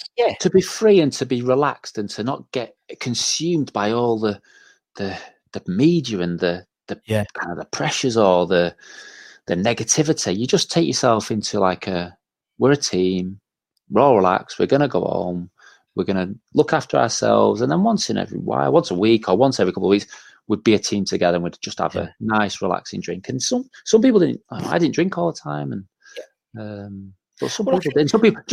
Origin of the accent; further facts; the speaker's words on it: Manchester, North West England, United Kingdom; And I was a young lad, and I was from Manchester.